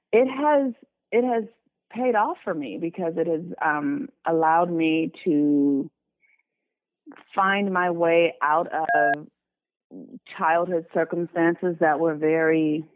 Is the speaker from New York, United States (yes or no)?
no; Los Angeles, California, United States; I was born and raised in Los Angeles, California. I still live in Los Angeles.